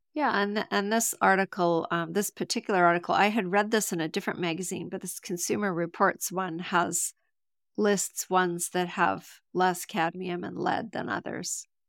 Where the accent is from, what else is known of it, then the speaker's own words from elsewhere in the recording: Canada; I'm from Canada